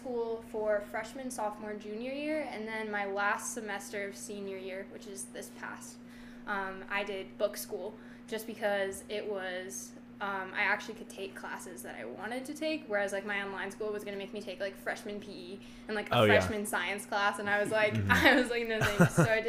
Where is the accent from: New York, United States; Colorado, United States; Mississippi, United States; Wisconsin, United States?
Wisconsin, United States; Marinette; So I'm from Marinette, Wisconsin. I actually have moved around like 13 times in my whole life. So I'd say I'm from Marinette because I've lived there probably the longest.